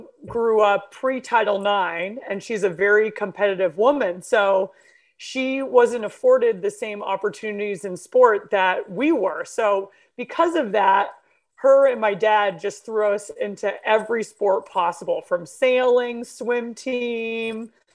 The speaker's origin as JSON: {"language": "English", "town": "Jericho", "region": "Vermont", "country": "United States", "tie": "born or raised there", "also_born_or_lived": "New York / Pennsylvania", "said": "My family moved from Pennsylvania, actually, to Vermont, to Jericho, when I was 5 years old. And I really just think it was the best place to grow up in."}